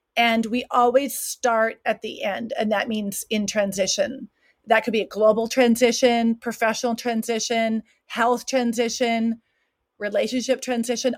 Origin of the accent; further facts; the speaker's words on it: Williston, North Dakota, United States; moved away as an adult; also born or lived in South Africa; now in Switzerland; born and raised in Williston, North Dakota